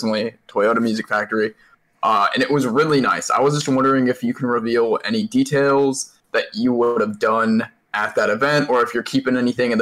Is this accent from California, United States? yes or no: no; Dallas, Texas, United States; I am actually from Dallas, Texas